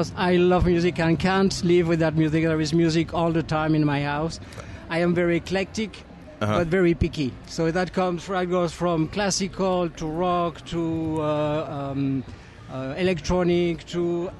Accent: Bordeaux, Nouvelle-Aquitaine, France; moved away as an adult; also born or lived in Walla Walla, Washington; now in Napa, United States; I am from Bordeaux.

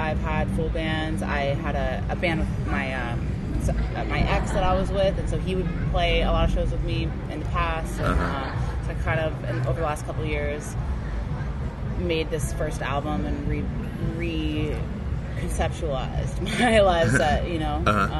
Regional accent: Westchester County, New York, United States; moved away as an adult; also born or lived in Bronx, New York; now in Los Angeles, United States; I was born in the Bronx. Okay. And grew up in Westchester County. And came out to LA when I was 19, so going on 10 years now.

